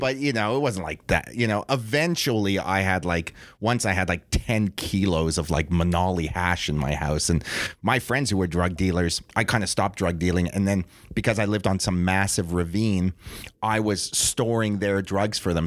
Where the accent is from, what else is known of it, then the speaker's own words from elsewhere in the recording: Toronto, Ontario, Canada; we're two Jews from Toronto